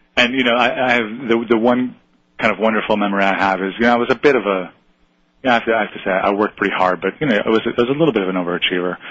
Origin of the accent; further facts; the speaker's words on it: Buffalo, New York, United States; I grew up in Buffalo